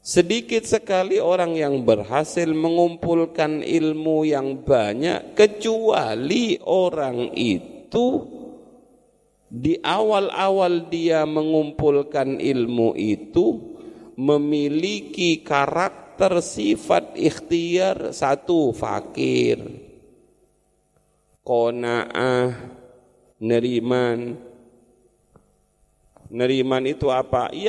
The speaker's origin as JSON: {"language": "Indonesian", "region": "East Java", "country": "Indonesia", "said": "Saya kan orang Madura yang susah bahasa Jawanya"}